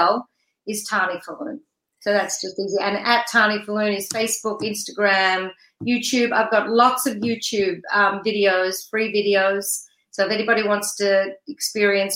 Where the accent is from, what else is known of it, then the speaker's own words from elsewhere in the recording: Australia; moved away as an adult; now in United States; I'm from Australia